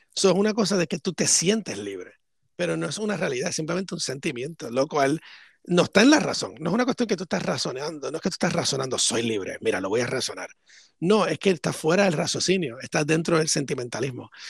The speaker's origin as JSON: {"language": "Spanish", "country": "Puerto Rico", "tie": "born or raised there", "said": "cuando era niño en Puerto Rico"}